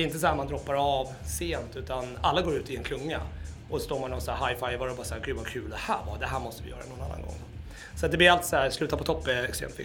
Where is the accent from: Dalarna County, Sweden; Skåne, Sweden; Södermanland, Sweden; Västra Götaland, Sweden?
Södermanland, Sweden; Gnesta; now in Stockholm, Sweden; jag är ju då från Gnesta, det är ju bara en timme med bil härifrån